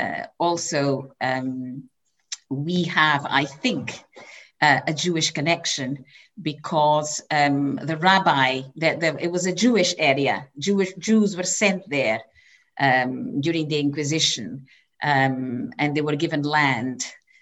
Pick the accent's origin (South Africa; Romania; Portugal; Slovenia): Portugal; Serra da Estrela, Centro; English is a second language; moved away as an adult; now in Scotland, United Kingdom; I come from central northern Portugal, near the border with Spain. It's an area called Serra, which means mountain, Serra da Estrela